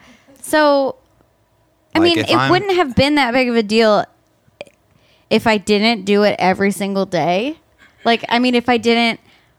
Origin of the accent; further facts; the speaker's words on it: northern Michigan, United States; You should go up to northern Michigan. We have some.